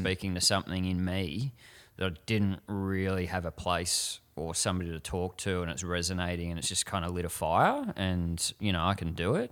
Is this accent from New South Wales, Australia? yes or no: no; Frankston, Victoria, Australia; I grew up in Frankston and that was the mold of a man